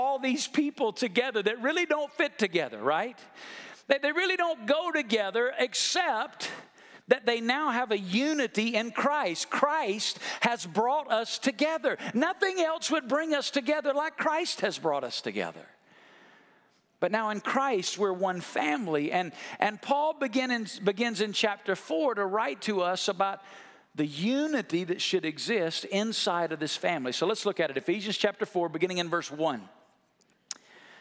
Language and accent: English; Alabama, United States; I grew up in Alabama, and I understand that because of that, sometimes my English language can be difficult for you to understand.